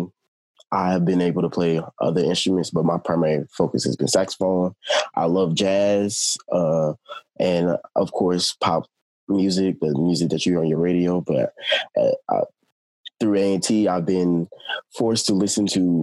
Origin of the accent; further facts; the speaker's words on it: Baltimore, Maryland, United States; originally I'm from Baltimore, Maryland